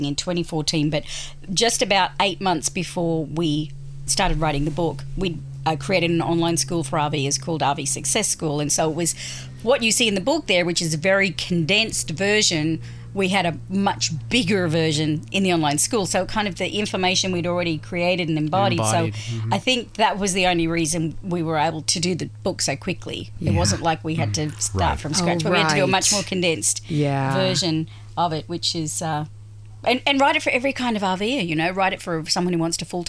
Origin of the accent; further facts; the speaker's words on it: Australia; moved away as an adult; now in United States; I am Australian originally, and I've been living in the US since end of 2008